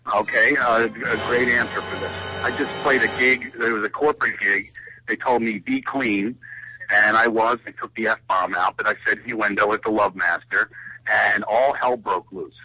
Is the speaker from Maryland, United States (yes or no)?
no; Philadelphia, Pennsylvania, United States; accent: Philadelphia; my horrible Philadelphia accent